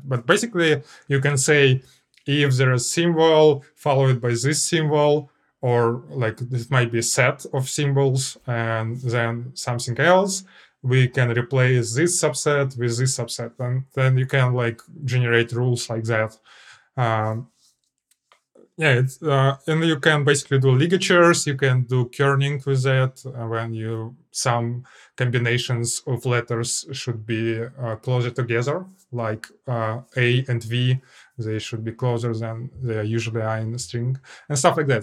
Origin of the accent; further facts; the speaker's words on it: Russia; I'm, I'm Clojure programmer from Russia.